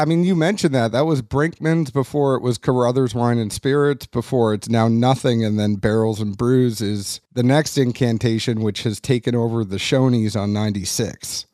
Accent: New England, United States; moved away as an adult; also born or lived in Kentucky; I am from New England and I transferred to Kentucky

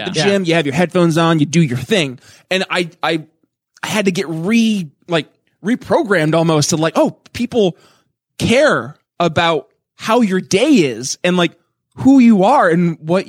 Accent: North Country, New York, United States; moved away as an adult; also born or lived in Philadelphia; I was taken from the middle of the North Country where Jeremiah and I are cousins from.

